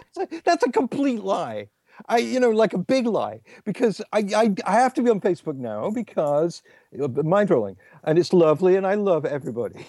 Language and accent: English; England, United Kingdom; me being English